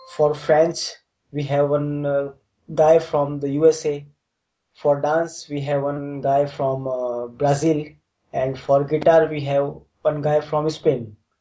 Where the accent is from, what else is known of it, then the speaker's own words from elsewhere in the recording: Jodhpur, Rajasthan, India; I am from Jodhpur, and I'm just living just near the fort inside the city.